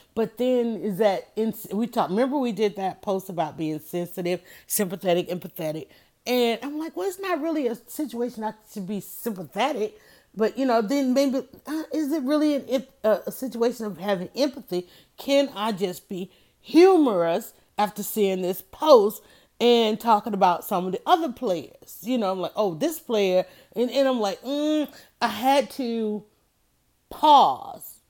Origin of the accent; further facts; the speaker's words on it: the South, United States; I'm from the South